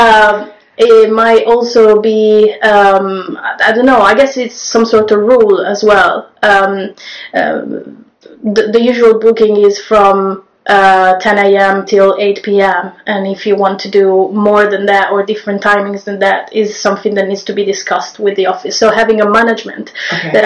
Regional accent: Rome, Lazio, Italy; moved away as an adult; now in London, United Kingdom; I'm Italian. I come from Rome. So I learned to drive there. And I got my first moped when I was 14

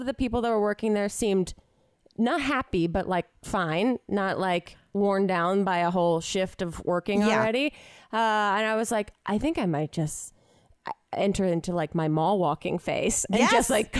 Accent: outside of Philadelphia, Pennsylvania, United States; Growing up outside of Philly

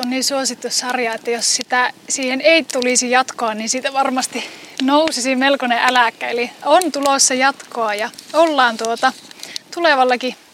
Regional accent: Kuusamo, North Ostrobothnia, Finland; syrjimmässä 10 kilometrin päässä Kuusumon keskustasta. 10 kilometriä niin kuin keskustasta pohjoiseen on mun kotipaikka.

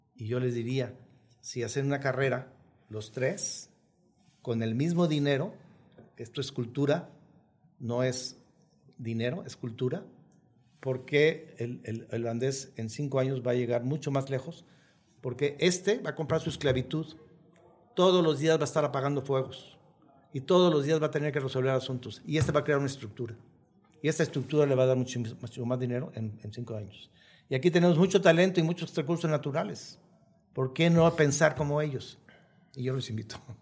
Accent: Mexico

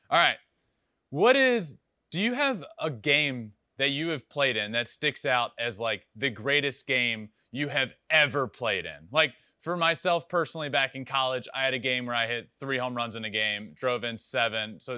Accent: Virginia, United States; So I'm I'm from Virginia. Grew up going to Camden Yards a lot.

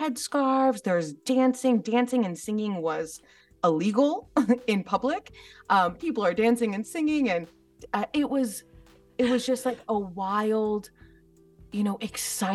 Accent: United States; growing up in the West, growing up in America

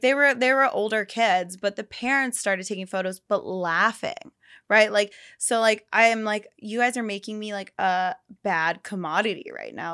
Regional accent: Pennsylvania, United States; now in Los Angeles, United States; I'm from Pennsylvania

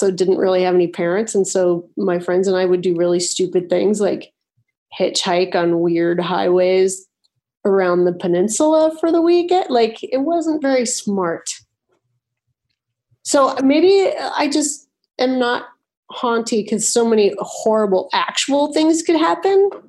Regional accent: Washington, United States; Western Washington. Like I lived all over

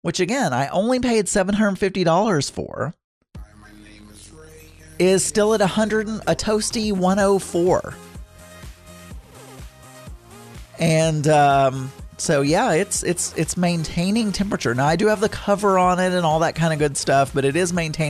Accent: the South, United States; I'm from the South.

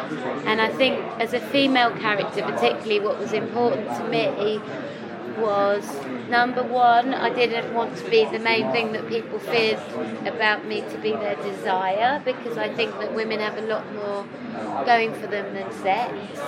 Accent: the north of England, United Kingdom; accent: north of England; I have an accent from the north of England.

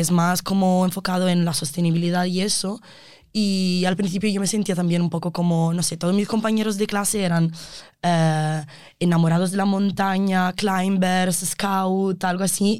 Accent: Italy; Spanish is a second language; moved away as an adult; now in Spain; Aunque sé que sigo siendo la italiana

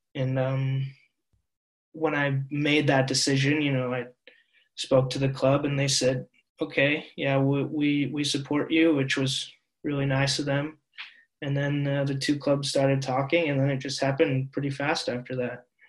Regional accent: Seattle, Washington, United States; moved away as an adult; now in Norway; even being from Seattle, a place that, you know, all things considered is very, very liberal and very accepting

